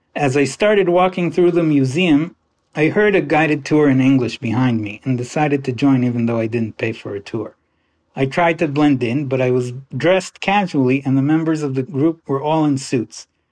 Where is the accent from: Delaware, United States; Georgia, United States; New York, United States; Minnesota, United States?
New York, United States; Long Island; now in New Jersey, United States; I live in New Jersey, but I grew up on Long Island